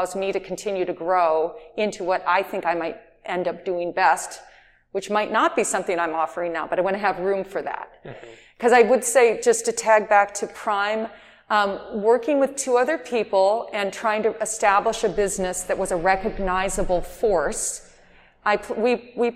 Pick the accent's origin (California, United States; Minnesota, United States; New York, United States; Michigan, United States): Michigan, United States; Detroit; moved away; also born or lived in Los Angeles; I'm from Detroit originally